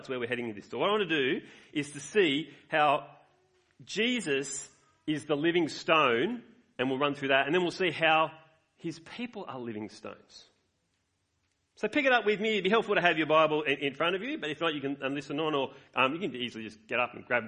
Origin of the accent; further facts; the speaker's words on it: Australia; I love being Australian.